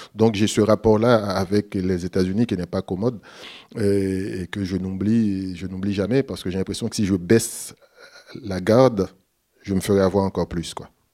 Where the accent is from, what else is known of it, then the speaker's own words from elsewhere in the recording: Haiti; je suis haïtien